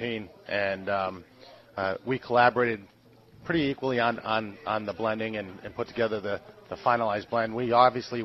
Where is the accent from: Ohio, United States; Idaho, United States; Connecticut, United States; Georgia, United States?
Connecticut, United States; Hartford; I grew up in Hartford, Connecticut, right on the New York Yankee Red Sox Mason-Dixon line.